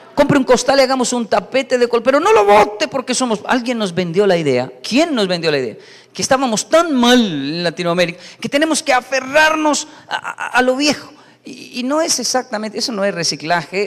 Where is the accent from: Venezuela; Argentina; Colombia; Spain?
Colombia; Bogotá; soy colombiano, soy latino